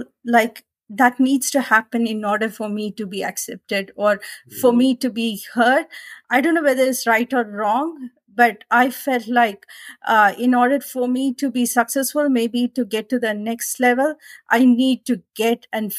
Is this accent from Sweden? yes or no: no; India; English is a second language; moved away as an adult; also born or lived in Australia; now in United States; coming from India, my accent is different. I was able to some extent try to, I don't say I got the Australian accent, but I was able to get the pronunciations right, and then moved to US